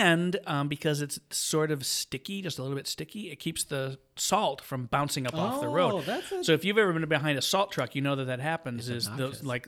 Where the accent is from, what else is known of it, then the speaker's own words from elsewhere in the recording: Michigan, United States; I'm from the good part, the mitten.